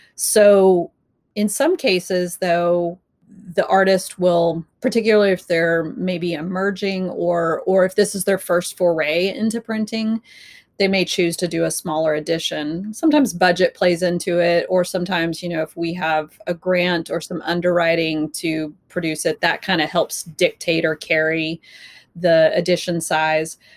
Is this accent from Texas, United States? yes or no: yes; Texas, United States; moved away; growing up in Texas